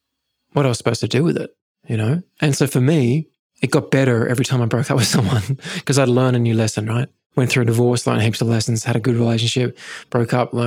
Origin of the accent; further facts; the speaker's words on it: England, United Kingdom; I grew up in England